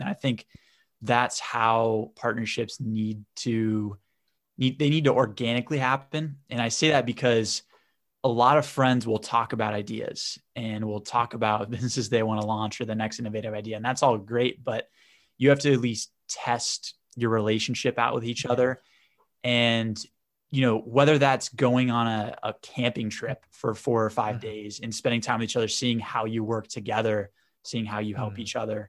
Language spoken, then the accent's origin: English; Boston, Massachusetts, United States; I'm from the Northeast in America, in Boston. So I went to Babson College, which is also in the Northeast, right outside of Boston.